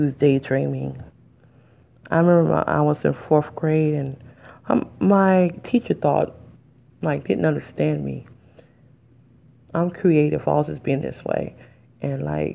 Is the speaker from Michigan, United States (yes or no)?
yes; Detroit, Michigan, United States; I'm from Detroit. And I was going to the public school, and I was in area 4